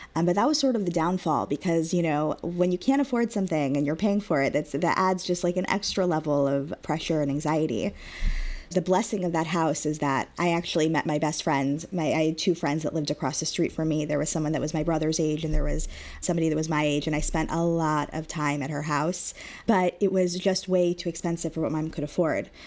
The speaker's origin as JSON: {"language": "English", "town": "Long Beach", "region": "California", "country": "United States", "tie": "born or raised there", "said": "I was raised, born and raised in Long Beach, California"}